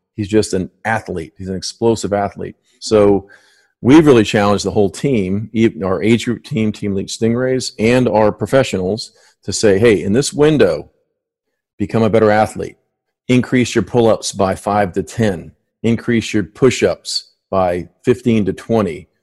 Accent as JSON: {"language": "English", "town": "Miami", "region": "Florida", "country": "United States", "tie": "born or raised there", "moved": "as an adult", "said": "I grew up in Miami"}